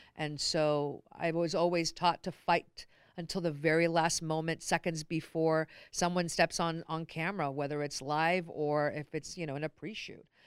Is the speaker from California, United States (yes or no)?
yes; Long Beach, California, United States; born and raised in Long Beach.